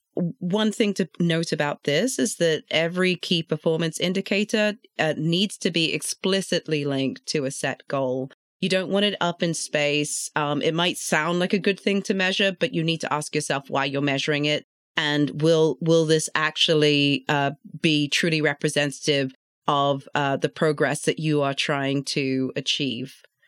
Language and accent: English; London, United Kingdom; now in Atlanta, United States; I grew up in London, born and bred in London